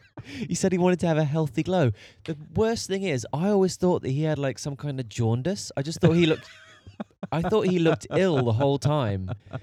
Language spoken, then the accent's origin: English; Liverpool, North West England, United Kingdom; Like I'm from Liverpool.